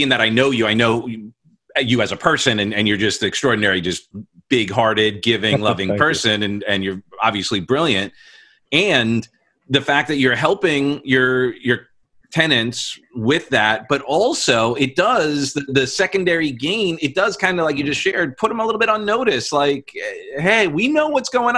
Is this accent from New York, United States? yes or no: yes; New York, United States; now in Florida, United States; We're both from New York